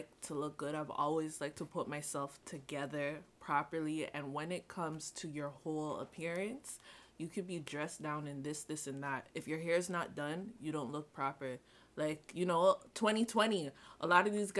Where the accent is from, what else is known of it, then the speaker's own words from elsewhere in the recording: Toronto, Ontario, Canada; I'm from Toronto